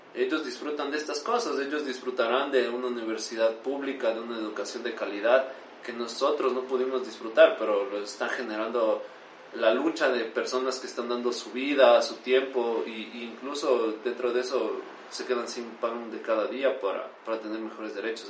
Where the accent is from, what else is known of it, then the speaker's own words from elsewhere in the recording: Quito, Pichincha, Ecuador; nosotros como ecuatorianos, como quiteños, somos muy unidos